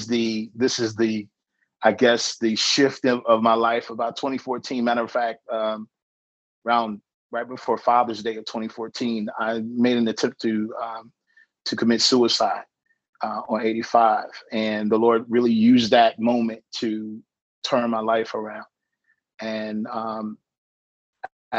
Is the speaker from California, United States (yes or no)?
no; Danville, Virginia, United States; I was born in Virginia in 1975